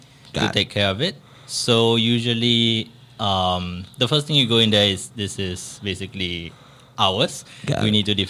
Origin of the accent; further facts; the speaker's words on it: Singapore; I'm Singaporean